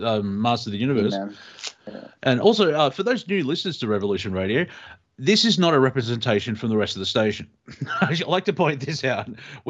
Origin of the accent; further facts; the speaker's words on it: Australia; we're Australian